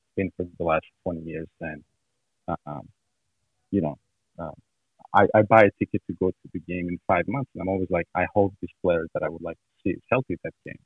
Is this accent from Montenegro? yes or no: yes; Montenegro; moved away; I grew up in Montenegro, which is southeast